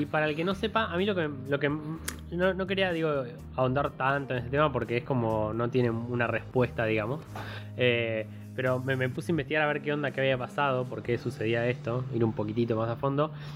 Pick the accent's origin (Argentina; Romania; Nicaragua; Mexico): Argentina; como argentino